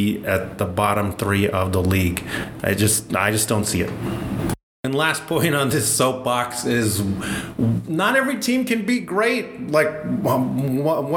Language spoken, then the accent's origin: English; Michigan, United States; I'm from Michigan